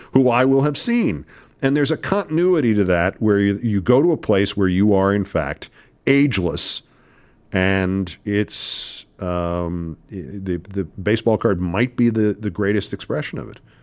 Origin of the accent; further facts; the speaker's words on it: New York, United States; moved away; being a New Yorker